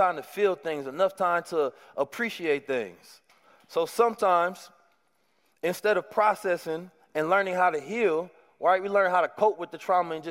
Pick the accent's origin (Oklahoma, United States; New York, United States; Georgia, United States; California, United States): California, United States; Oakland; growing up in Oakland has been a blessing for me